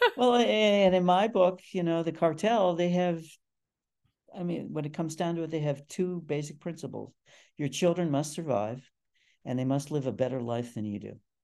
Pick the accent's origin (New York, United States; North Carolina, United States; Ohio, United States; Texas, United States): Ohio, United States; Cleveland; moved away as an adult; also born or lived in Stanford / Montreal; I grew up in the city